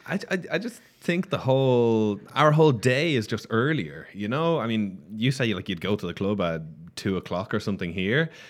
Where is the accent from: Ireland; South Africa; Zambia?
Ireland; now in Barcelona, Spain; I come from Ireland